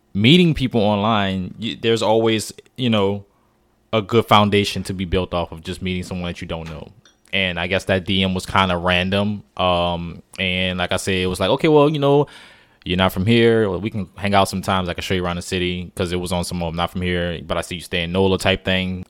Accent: New Orleans, Louisiana, United States; moved away; I'm from New Orleans, born raised.

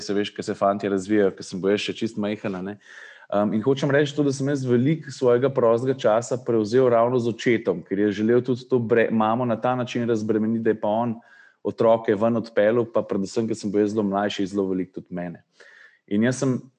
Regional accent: Slovenia

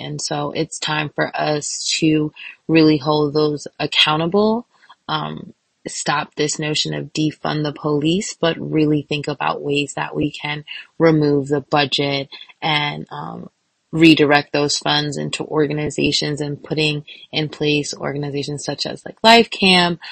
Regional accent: New York, United States; I am from Brooklyn, New York

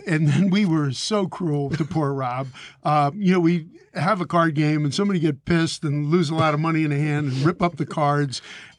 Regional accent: Philadelphia, Pennsylvania, United States; I'm from Philly.

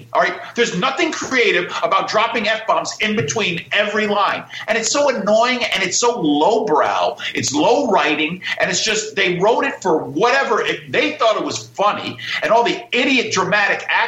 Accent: Greenwich, Connecticut, United States; I'm from Greenwich, Connecticut.

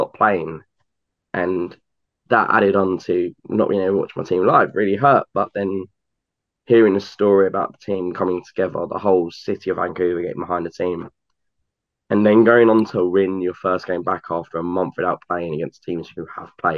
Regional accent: United Kingdom; as a Brit.

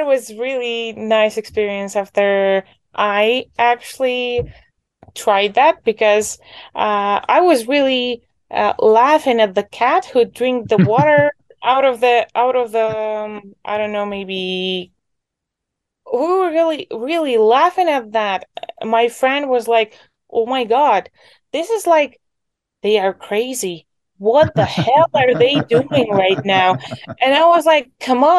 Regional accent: Poltava Oblast, Ukraine; I grew up in the Poltava region. That's basically the center of Ukraine.

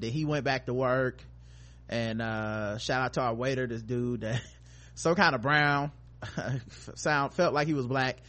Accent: North Carolina, United States; we from North Carolina

